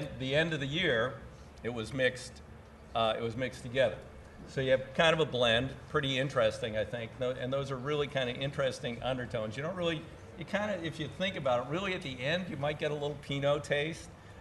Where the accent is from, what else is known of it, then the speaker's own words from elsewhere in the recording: Oregon, United States; I'm from Oregon, home of the Oregon Ducks